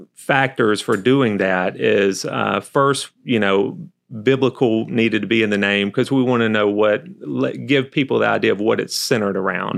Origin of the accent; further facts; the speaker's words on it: Albany, Georgia, United States; accent: southern; moved away; born and raised in Albany, Georgia, went to, um, school there, undergrad there